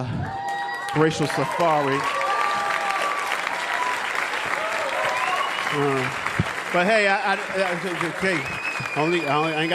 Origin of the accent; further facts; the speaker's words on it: Baltimore, Maryland, United States; moved away; I'm originally from Baltimore, Maryland